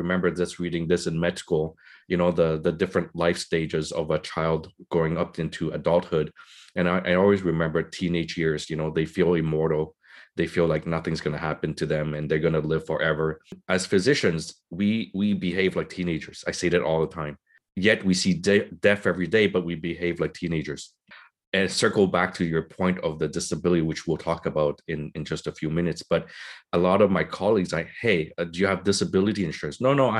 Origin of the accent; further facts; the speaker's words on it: Vietnam; moved away; I'm a part of the generation of the boat people. We came from Vietnam. We had nothing. My parents came with nothing.